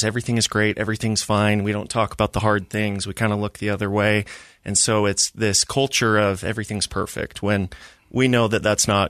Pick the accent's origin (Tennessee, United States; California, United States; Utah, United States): Utah, United States; Orem; Happy Valley, Utah. I was raised in Utah County, lived in a few places, but mainly Orem.